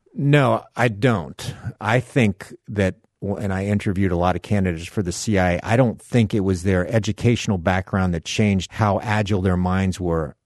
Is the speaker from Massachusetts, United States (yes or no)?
no; South Miami, Florida, United States; fishing in the canals of South Miami, Florida, where I grew up